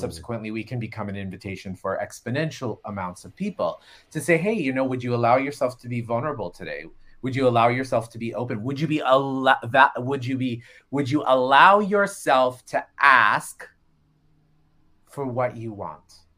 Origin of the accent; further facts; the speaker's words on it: Florida, United States; I grew up in Florida, which is the quasi-South